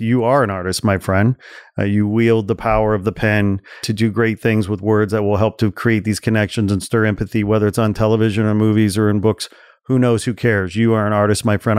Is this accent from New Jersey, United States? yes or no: no; 40 miles outside of Chicago, Illinois, United States; I grew up 40 miles outside of Chicago